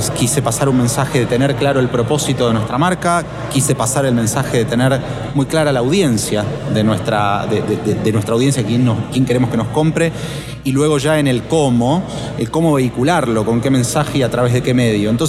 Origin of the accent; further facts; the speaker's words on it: Argentina; perdón que te tuteo, soy, argentino.